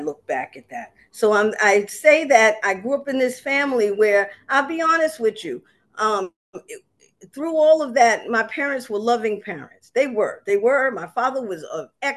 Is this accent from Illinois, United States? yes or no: no; New York City, New York, United States; also born or lived in Harlem, New York / Long Island City, Queens; I was raised in South Jamaica, Queens